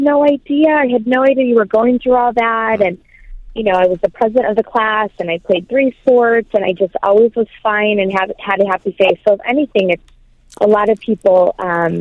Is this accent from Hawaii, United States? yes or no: no; Michigan, United States; I'm from the great state of Michigan